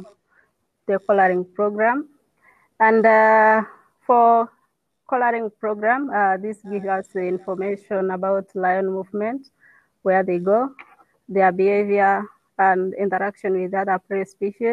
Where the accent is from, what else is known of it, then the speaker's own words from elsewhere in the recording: Northern Rangelands, northern Kenya, Kenya; having born and raised in the Northern Rangelands